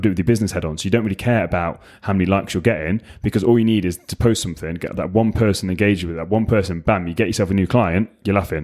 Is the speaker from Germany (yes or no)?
no; England, United Kingdom; also born or lived in United States; English, obviously, 'cause I'm English